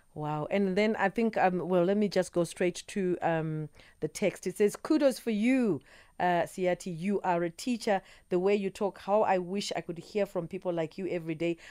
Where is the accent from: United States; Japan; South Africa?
South Africa; as South Africans, as South African citizens